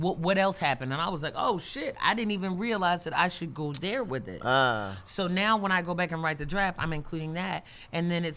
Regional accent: Baltimore, Maryland, United States; I have in my hometown, like, I can't really do an open mic in Baltimore

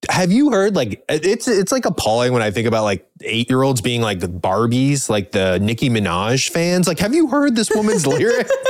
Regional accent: Midwest, United States; I grew up in the Midwest.

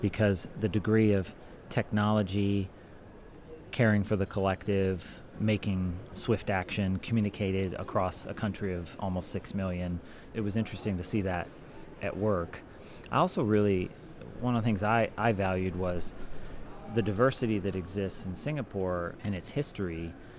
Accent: Ohio, United States; moved away as an adult; now in Switzerland; I grew up in Ohio

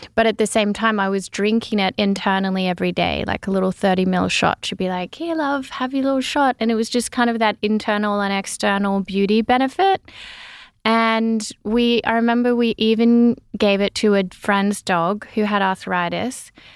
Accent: Gunnedah, New South Wales, Australia; growing up in the little country town in Australia

